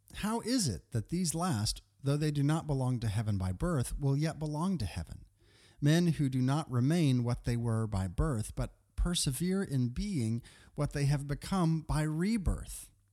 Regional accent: Texas, United States; moved away as an adult; also born or lived in Kentucky; I consider myself a native Texan. Nonetheless, I, I got here when I was, uh, ten months old, and then was here all the way until, uh, until I graduated from high school

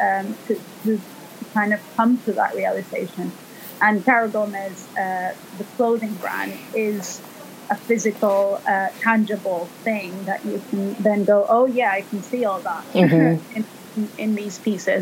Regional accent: El Salvador; moved away as an adult; also born or lived in Italy; now in London, United Kingdom; I am originally from El Salvador, which is in Central America. And I came to London in 2004

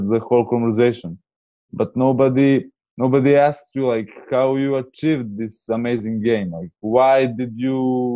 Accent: Serbia; I'm from Serbia

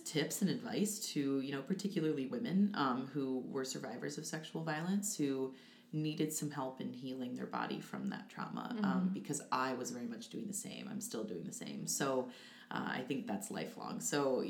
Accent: DeWitt, Iowa, United States; I'm from DeWitt, Iowa, so a DeWitt native, and I moved back home

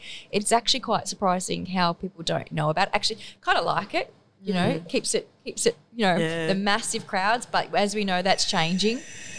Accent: Sutherland Shire, New South Wales, Australia; I was born and bred in Sutherland Shire, Sir George Shire.

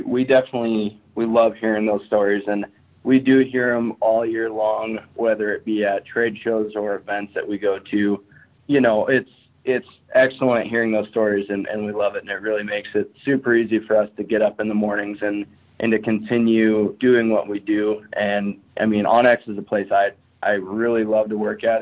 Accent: eastern Montana, United States; now in Missoula, United States; I was born and raised in Montana on the other side of the state. So, I was born in eastern Montana.

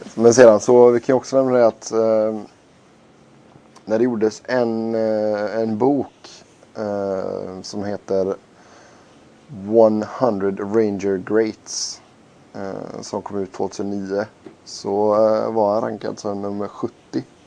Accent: Sweden; vi var från Sverige

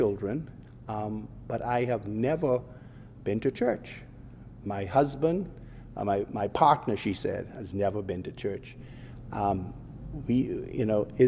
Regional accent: Bahamas; I grew up in the Bahamas of yesteryear

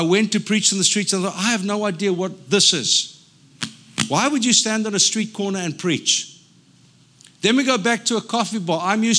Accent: South Africa; now in United States; I'm a South African. I don't fit in. Till I go back to South Africa and they say, oh, you sound so American.

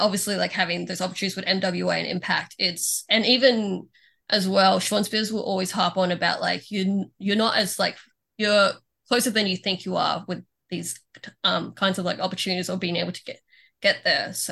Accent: Philippines; I'm Filipino, of course I am.

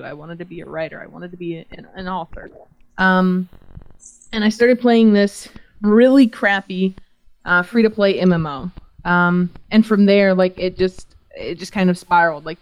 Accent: Georgia, United States; I'm from a little town in Georgia.

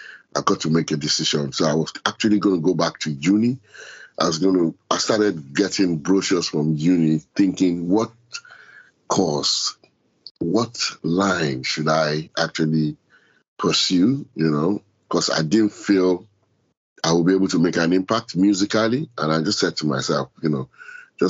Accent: Lagos, Nigeria; moved away as an adult; now in London, United Kingdom; No, I didn't grow up in London at all. I grew up in Lagos

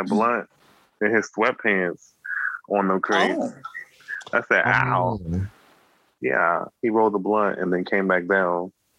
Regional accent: Midwest, United States; I am from the Midwest.

